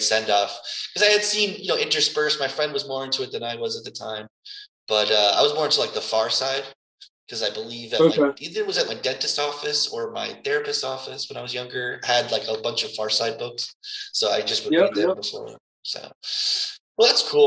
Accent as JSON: {"language": "English", "country": "United States", "moved": "as an adult", "lives_now": "Antibes, France", "said": "we're both from New York, Connecticut area, the tri-state area originally"}